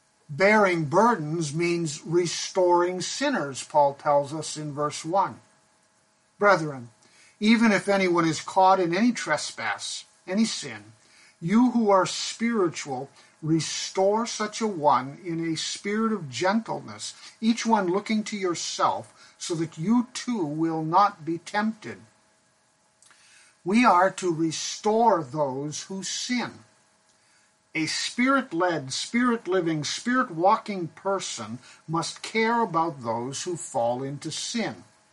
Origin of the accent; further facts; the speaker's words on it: Pakistan; When I was growing up in Pakistan, there was a group of men known as coolies who lived in the Himalayan mountains where I went to boarding school.